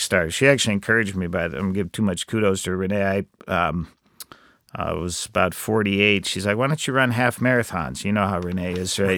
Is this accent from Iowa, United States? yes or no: yes; Iowa, United States; I grew up in Iowa